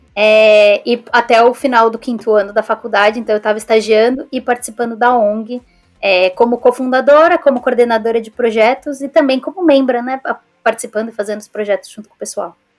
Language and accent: Portuguese; São Paulo, Brazil; moved away as an adult; also born or lived in Scotland / Sweden; now in England; eu sou de São Paulo também